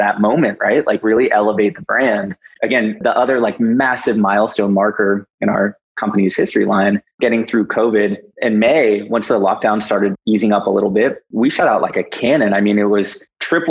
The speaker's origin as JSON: {"language": "English", "country": "United States", "said": "being an American"}